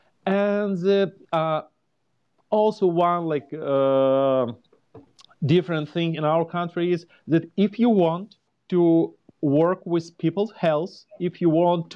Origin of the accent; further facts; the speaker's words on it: Ukraine; moved away as an adult; now in Indianapolis, United States; Originally, I'm from Ukraine